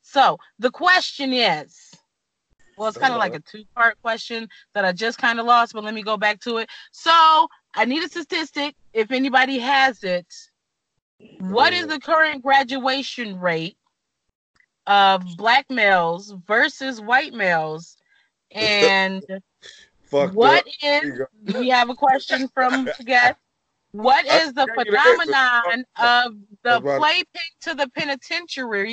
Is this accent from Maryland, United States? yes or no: no; Michigan, United States; moved away as an adult; now in Texas, United States; Always lived in Michigan